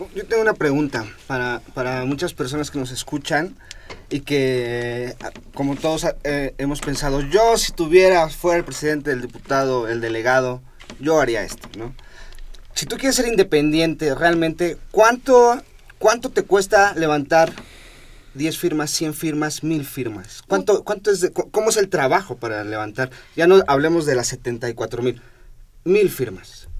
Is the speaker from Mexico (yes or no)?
yes; Mexico City, Mexico; yo soy un chilango de 33 años en la ciudad